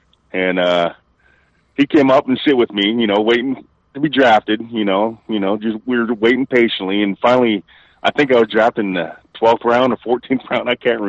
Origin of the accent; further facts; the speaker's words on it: Tecumseh, Ontario, Canada; also born or lived in Windsor, Ontario; I grew up in Tecumseh, Ontario, but, you know, Windsor being the bigger town, I was born and raised in Tecumseh, but I was born in Windsor